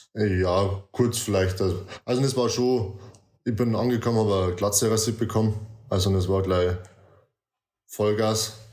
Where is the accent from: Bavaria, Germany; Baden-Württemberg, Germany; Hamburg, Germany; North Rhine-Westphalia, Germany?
Bavaria, Germany; near Deggendorf; Ich komme aus Nähe von Deckendorf. Das ist circa eineinhalb, zwei Stunden von München weg, je nach Verkehr.